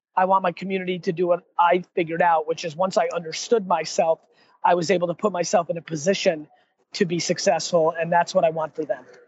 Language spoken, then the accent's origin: English; United States; also born or lived in Russia; I was born in Russia, and then uh, and then went to uh, America when I was a little kid